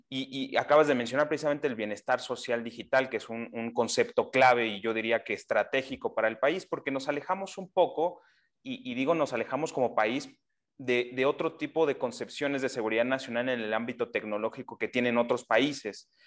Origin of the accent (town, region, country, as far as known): Mexico